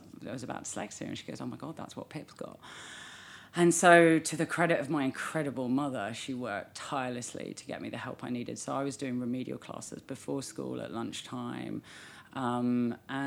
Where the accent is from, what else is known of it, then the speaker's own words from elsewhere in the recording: London, United Kingdom; also born or lived in New Zealand; I'm British